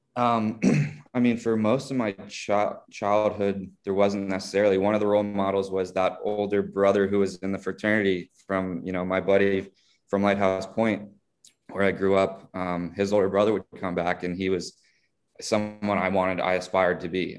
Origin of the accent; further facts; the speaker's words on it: South Florida, United States; as many of us growing up in South Florida did, took Spanish for many years in school